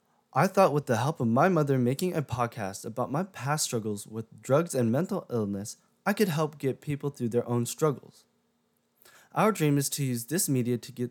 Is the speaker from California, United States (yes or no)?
yes; California, United States; also born or lived in Japan; I was brought back to California and lived here for the past 17 years of my life